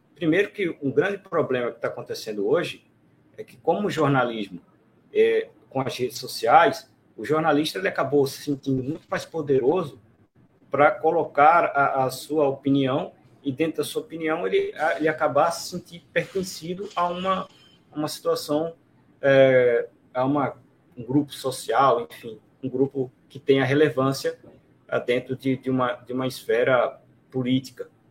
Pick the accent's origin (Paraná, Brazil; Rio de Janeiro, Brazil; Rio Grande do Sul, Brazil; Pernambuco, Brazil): Pernambuco, Brazil; Recife; eu sou aqui de Recife